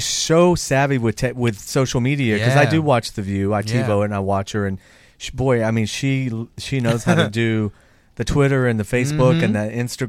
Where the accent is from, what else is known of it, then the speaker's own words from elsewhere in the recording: Athens, Georgia, United States; moved away; I'm from Georgia. I'm from Athens.